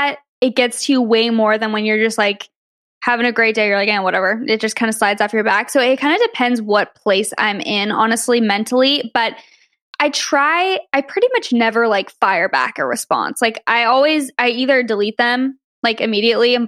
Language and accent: English; Arizona, United States; moved away; I'm from Arizona originally